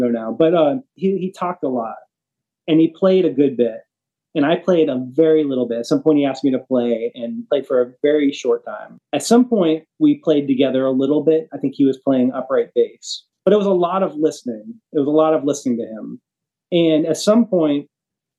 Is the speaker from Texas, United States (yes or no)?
no; North Carolina, United States; now in Nashville, United States; I grew up in North Carolina